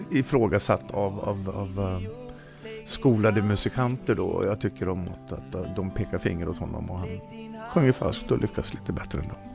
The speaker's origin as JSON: {"language": "Swedish", "region": "Dalarna County", "country": "Sweden", "said": "jag är en bondpojk som... från Dalarna."}